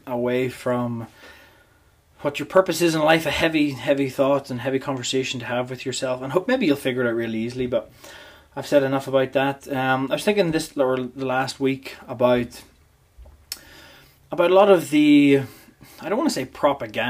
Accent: Portadown, Northern Ireland, United Kingdom; now in Canada; whenever I grew up in Portadown

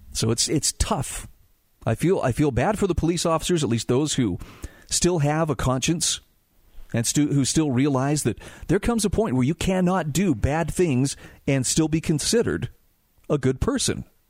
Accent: Utah, United States; my home state of Utah

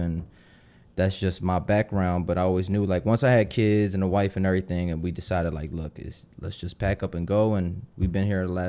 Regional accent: Philadelphia, Pennsylvania, United States; moved away as an adult; Yeah, I grew up in Philly my whole life until I was 25, and then I kind of moved.

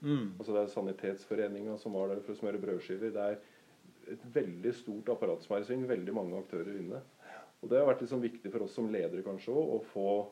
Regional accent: Norway; født og oppvokst i Edrum, faktisk, og bor i Edrum

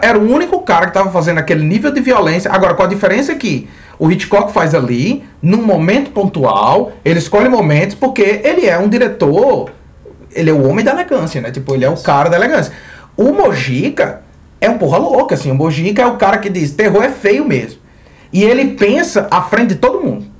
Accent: Mossoró, Rio Grande do Norte, Brazil; como a gente é de Mossoró, a chuva é um evento raro

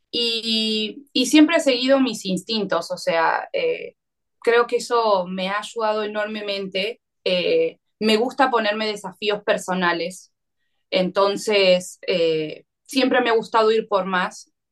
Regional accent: Argentina; algo muy distinto a lo que para nosotros como argentinos estábamos acostumbrados en, nuestra gastronomía quizás más cotidiana.

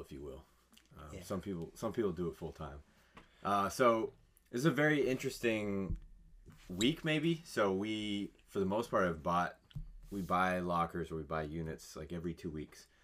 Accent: California, United States; I'm from California

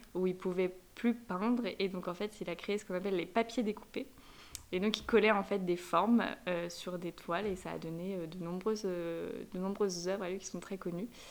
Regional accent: France; also born or lived in Madrid / Paris; J'adore la France, c'est mon pays, je suis française

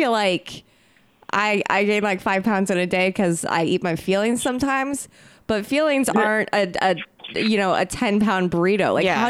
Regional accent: Indiana, United States; I'm from Indiana.

